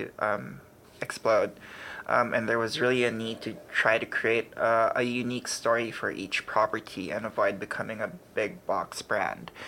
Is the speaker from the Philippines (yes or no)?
yes; Philippines; moved away as an adult; now in New York, United States; I started out as a fashion designer in the Philippines